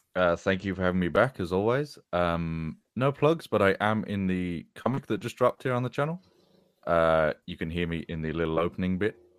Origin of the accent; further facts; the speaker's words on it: England, United Kingdom; as a young man growing up in England